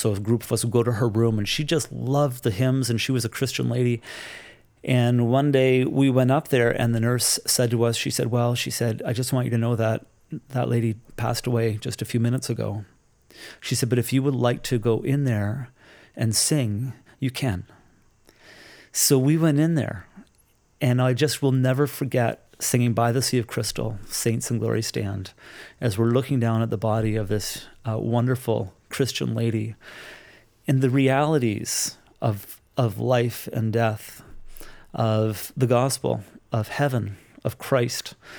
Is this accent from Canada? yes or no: yes; Toronto, Ontario, Canada; I grew up in the Toronto area